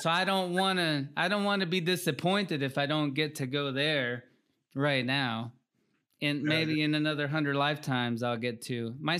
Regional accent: Peru; And we're from Peru. We grew up in Peru. We're from Peru. We didn't grow up in Peru necessarily

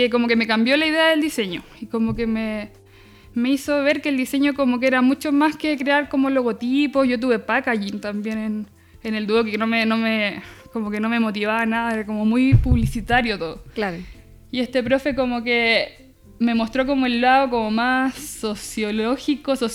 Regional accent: Concepción, Biobío, Chile; soy de Conce, o sea, como que la mayoría de mi vida la viví en Conce.

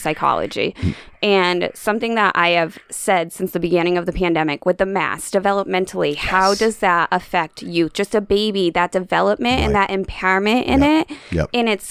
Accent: upstate New York, United States; now in Fall River, United States; I grew up from upstate New York.

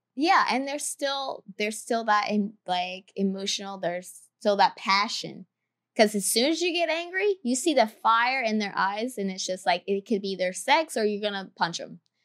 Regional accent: the Carolinas, United States; I'm from the Carolinas

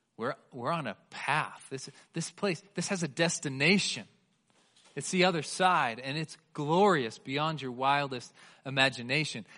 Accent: Bay Area, California, United States; now in Colorado, United States; I grew up in the Bay Area of California.

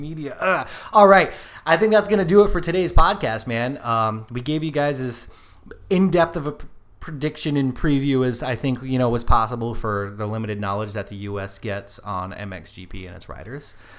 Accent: United States; We are American

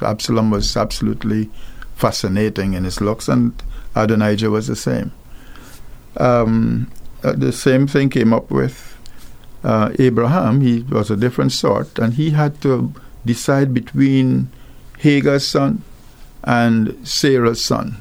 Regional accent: Guyana; now in Antigua and Barbuda; I come from, I was born in Guyana, where there's gold

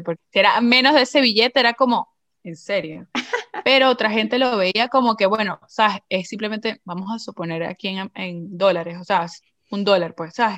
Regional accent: Venezuela; moved away; yo me acuerdo en Venezuela, en el colegio, en mi clase de inglés

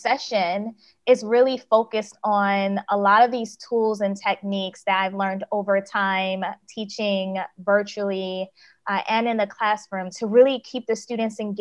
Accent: United States; moved away as an adult; also born or lived in South Korea; now in Malaysia; I am in Malaysia now, but I'm American

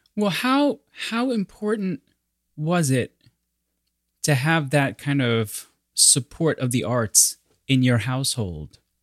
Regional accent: New York, United States; I'm New Yorker

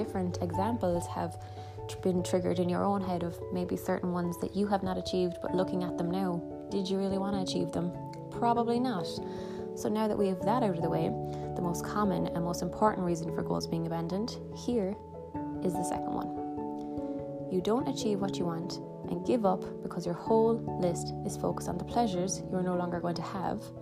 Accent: Ireland; I am from Ireland

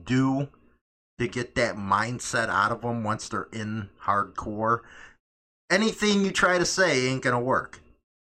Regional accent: Chicago, Illinois, United States; moved away as an adult; I grew up on Northside, it was pretty bad.

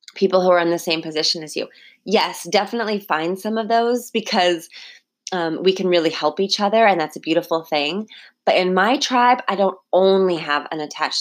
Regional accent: California, United States; now in Hawaii, United States; I was growing up in California

